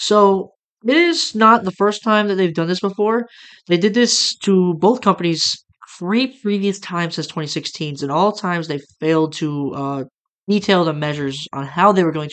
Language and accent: English; United States; as an American